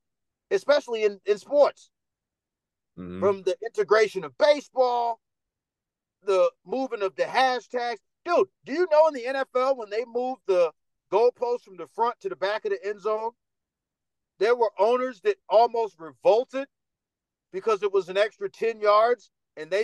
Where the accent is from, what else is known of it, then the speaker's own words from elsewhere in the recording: New York City, New York, United States; accent: Dominican; also born or lived in North Carolina / Dominican Republic / Los Angeles; now in Las Vegas, United States; I'm from Harlem